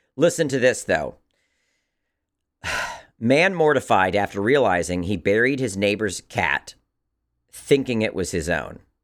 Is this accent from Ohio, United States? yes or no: no; Maryland, United States; growing up in Maryland